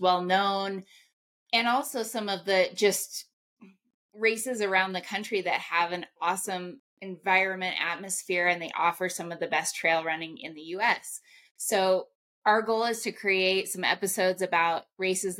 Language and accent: English; Ouray, Colorado, United States; also born or lived in Denver, Colorado; I am a native of the beautiful San Juan Mountains of Colorado, grew up in Ouray, Colorado